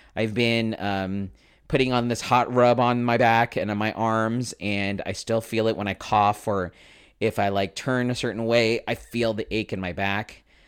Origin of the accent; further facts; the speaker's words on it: Philippines; I'm Filipino, so of course I'm gonna have relatives that are in the healthcare profession